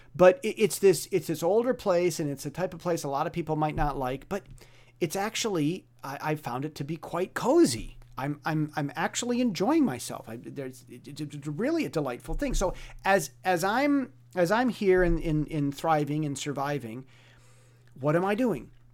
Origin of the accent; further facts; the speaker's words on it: United States; moved away as an adult; now in Taiwan; I'm, I'm an American.